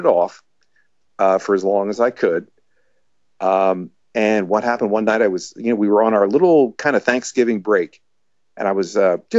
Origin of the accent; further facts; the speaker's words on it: Laurel Springs, New Jersey, United States; I was born in Laurel Springs, New Jersey. which is why I'm trying to talk slower because, you know, where everything moves fast around here in the Northeast.